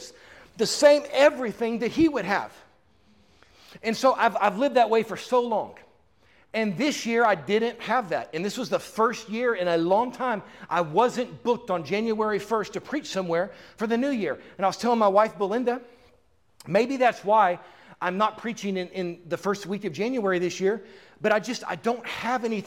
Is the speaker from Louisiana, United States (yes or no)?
no; Houston, Texas, United States; moved away as an adult; also born or lived in Dallas, Texas; now in Tampa, United States; I'm from Tampa. I was raised in Houston, right? I lived in Dallas for 20 years